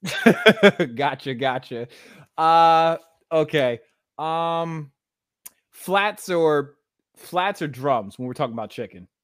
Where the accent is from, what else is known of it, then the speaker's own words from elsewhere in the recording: Baltimore, Maryland, United States; I'm actually from Baltimore